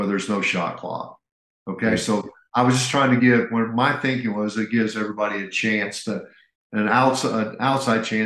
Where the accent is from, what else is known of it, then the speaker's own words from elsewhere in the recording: Indiana, United States; moved away; I grew up in Indiana.